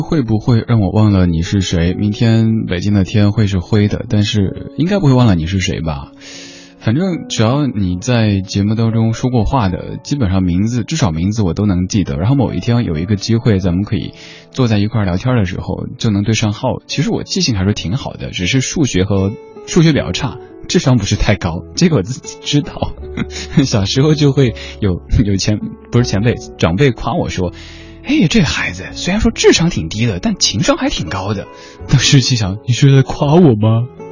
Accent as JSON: {"language": "Chinese", "town": "Chengdu", "region": "Sichuan", "country": "China", "said": "作为一个成都人，连麻将都不认识"}